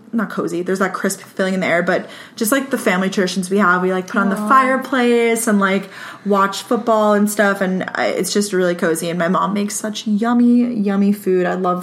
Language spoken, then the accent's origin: English; Long Island, New York, United States; moved away as an adult; I'm from Long Island, and I'm pretty much the only one out of all my friends from home who goes to school, like, super far away.